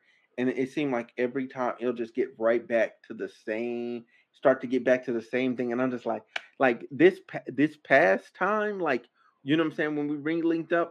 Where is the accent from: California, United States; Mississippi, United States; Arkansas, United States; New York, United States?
Arkansas, United States; moved away; I'm from Arkansas.